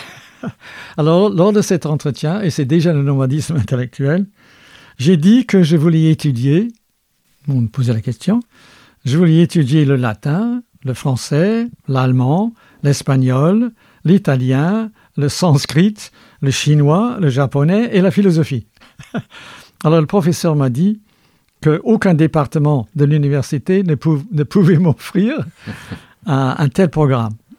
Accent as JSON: {"language": "French", "region": "Scotland", "country": "United Kingdom", "tie": "born or raised there", "moved": "yes", "said": "je suis né en Écosse"}